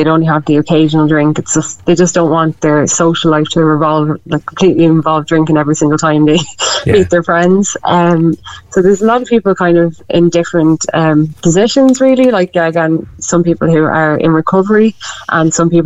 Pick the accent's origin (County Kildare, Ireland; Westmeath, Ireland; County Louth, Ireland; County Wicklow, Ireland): Westmeath, Ireland; also born or lived in Dublin; now in Meath, Ireland; I'm originally from Westmeath. I'm living in Meath. I just moved back from Dublin